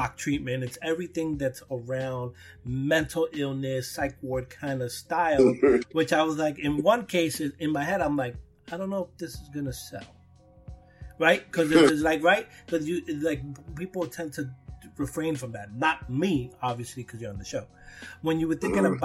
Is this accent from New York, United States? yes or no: yes; New York City, New York, United States; I'm from Brooklyn. I was here in the birth of hip hop.